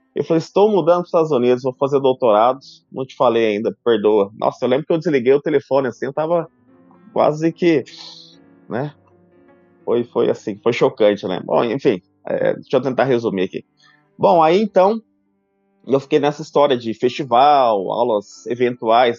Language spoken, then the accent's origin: Portuguese; São José do Rio Preto, São Paulo, Brazil; Minha história começou na minha cidade natal, em São José do Rio Preto